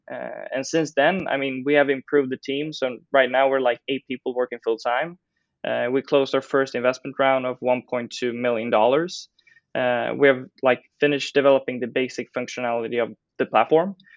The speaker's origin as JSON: {"language": "English", "town": "Stockholm", "region": "Stockholm County", "country": "Sweden", "tie": "born or raised there", "said": "I grew up in Stockholm"}